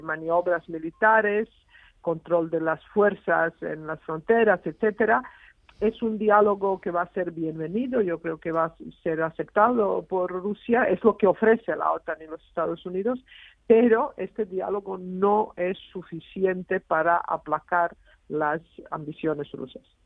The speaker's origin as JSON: {"language": "Spanish", "country": "Serbia", "tie": "born or raised there", "moved": "yes", "lives_now": "Spain", "said": "soy española, porque vivo en España hace 25 años, pero he nacido en Serbia, en, la antigua Yugoslavia."}